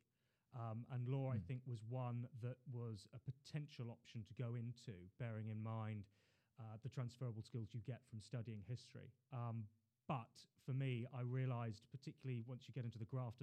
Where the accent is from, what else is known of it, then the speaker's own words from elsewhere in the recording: London, United Kingdom; also born or lived in Hull / China; I was born in Queen Mary's Hospital, grew up in Putney, went to school locally